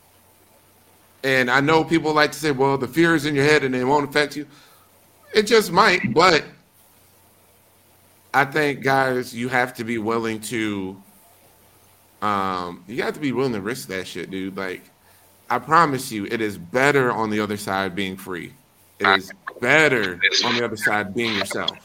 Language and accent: English; Wisconsin, United States; these are the people I grew up around. This is my community. Friends from high school, friends from college, you know, coworkers, whoever, you know, and I'm not from New York. Wisconsin doesn't have the diversity that New York boasts